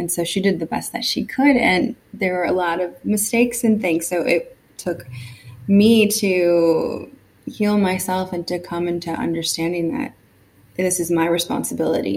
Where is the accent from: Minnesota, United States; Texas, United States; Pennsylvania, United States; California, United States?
California, United States; I grew up in California